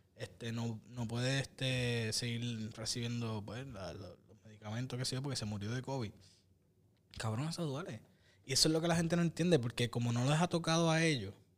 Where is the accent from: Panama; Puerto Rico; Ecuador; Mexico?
Puerto Rico; Ponce; moved away as an adult; Yo, yo viví en la isla, yo me mudé para acá cuando tenía 23 años. Y en el, norte, obviamente soy del sur, pero pues, soy de Puerto Rico, eh, de, Ponce